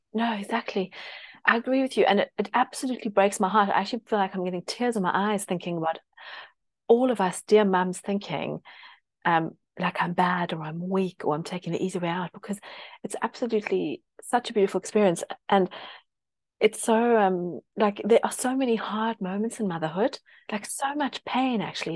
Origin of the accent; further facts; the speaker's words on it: South Africa; now in United Kingdom; I grew up in South Africa and there's a lot of Britishness